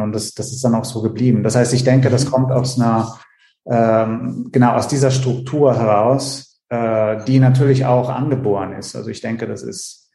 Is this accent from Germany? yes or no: no; Italy; moved away; in Italien äh, zu der Zeit, wo ich aufgewachsen bin